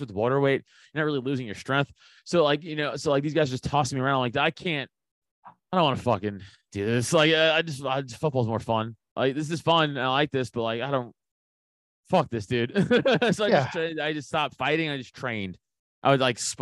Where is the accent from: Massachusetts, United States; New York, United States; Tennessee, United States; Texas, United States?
New York, United States; New York City; I'm from Staten Island. So, you know, New York City